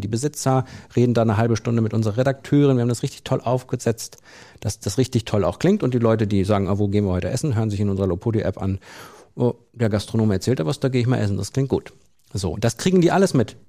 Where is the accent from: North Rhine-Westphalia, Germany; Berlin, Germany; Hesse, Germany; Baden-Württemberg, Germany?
North Rhine-Westphalia, Germany; Soest district; im Kreis Soest, meiner Heimat